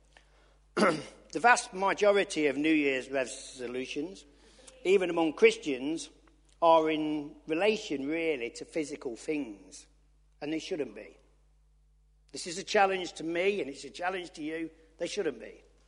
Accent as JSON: {"language": "English", "town": "Loughborough", "region": "East Midlands", "country": "United Kingdom", "said": "I'm from Loughborough, I can't speak proper"}